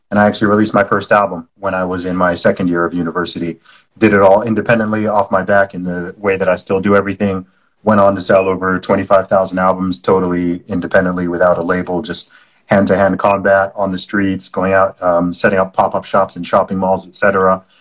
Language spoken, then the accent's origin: English; Saudi Arabia; also born or lived in United Kingdom; I was born in the UK. I'm British by nationality. I know I don't sound it. That's because I grew up in the Middle East in Saudi Arabia.